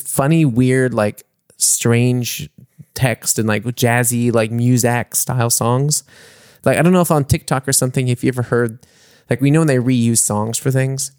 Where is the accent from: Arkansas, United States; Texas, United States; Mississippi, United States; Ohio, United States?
Mississippi, United States; now in Munich, Germany; my hometown